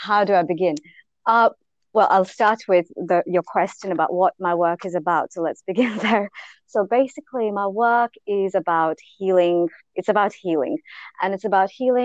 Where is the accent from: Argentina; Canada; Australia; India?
India; I grew up in India